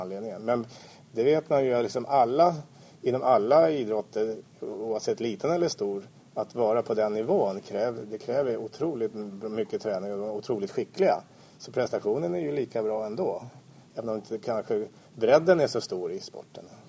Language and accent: Swedish; Stockholm, Stockholm County, Sweden; vi infödda stockholmare